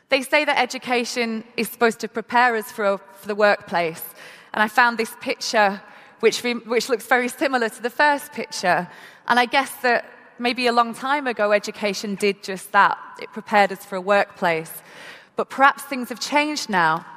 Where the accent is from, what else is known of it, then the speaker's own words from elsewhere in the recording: Manchester, North West England, United Kingdom; i am from Manchester in the UK and had the opportunity to go to school and be educated